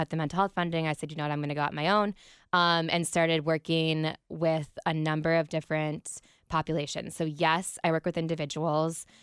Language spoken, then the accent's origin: English; Columbus, Ohio, United States; I was raised on the Browns football. I'm from Columbus. My parents are from Cleveland.